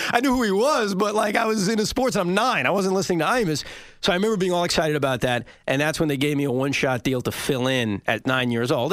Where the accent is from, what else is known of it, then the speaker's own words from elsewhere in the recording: Woodmere, New York, United States; also born or lived in Maryland; I was growing up in Woodmere, Long Island, uh, right near John F. Kennedy Airport.